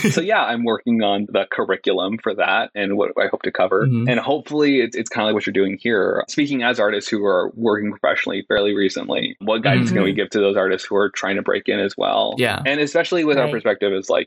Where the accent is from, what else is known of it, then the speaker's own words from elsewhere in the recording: Sacramento, California, United States; I grew up in Northern California